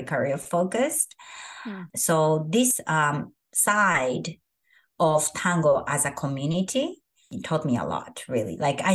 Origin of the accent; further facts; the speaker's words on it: Japan; moved away as an adult; now in San Francisco, United States; I am from Japan, which is the country of perfectionists.